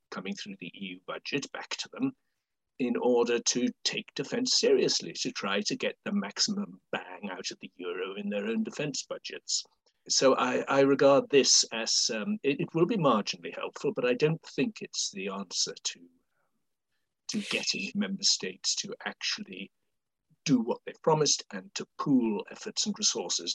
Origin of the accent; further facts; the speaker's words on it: United Kingdom; as a Brit